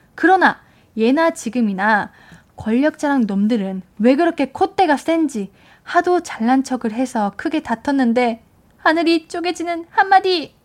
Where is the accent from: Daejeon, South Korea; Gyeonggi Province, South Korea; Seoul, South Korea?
Gyeonggi Province, South Korea; Suwon; 저는 수원 쪽입니다.